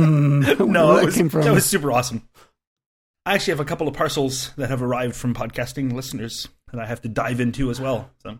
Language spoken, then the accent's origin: English; Louisville, Kentucky, United States; Video Optics was a cabinet manufacturer located in my hometown of Louisville, Kentucky.